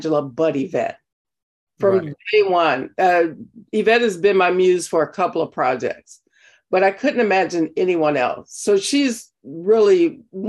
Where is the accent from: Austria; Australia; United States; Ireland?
United States; Compton, California; I come from, I grew up in Compton, California